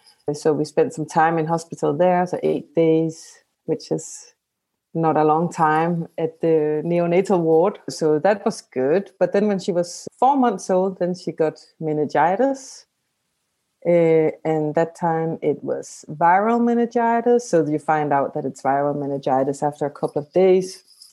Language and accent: English; Denmark; So I'm from Denmark.